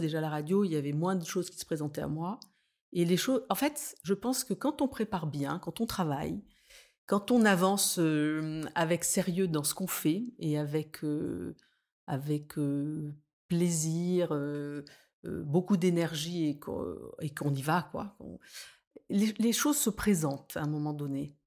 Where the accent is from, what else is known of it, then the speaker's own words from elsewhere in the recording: Nice, Provence-Alpes-Côte d'Azur, France; moved away as an adult; also born or lived in Paris; revenir m'installer à Nice, qui est ma ville natale